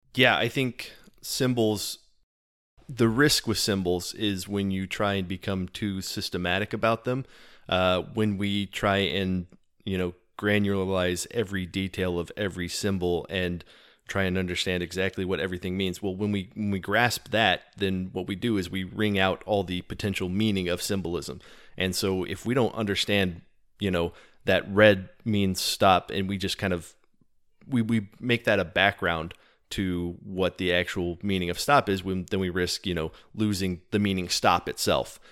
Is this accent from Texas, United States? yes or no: yes; Texas, United States; I am from Texas